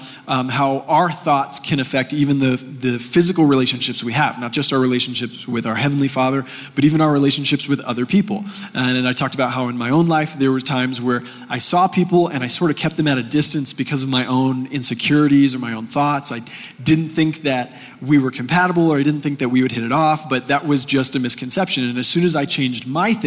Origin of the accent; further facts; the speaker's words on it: Texas, United States; moved away as an adult; now in Colorado, United States; growing up in Texas